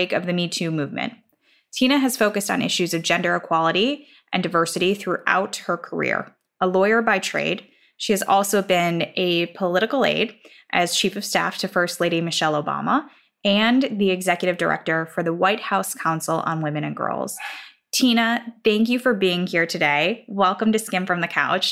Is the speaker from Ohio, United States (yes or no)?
no; Chicago, Illinois, United States; as a Chicagoan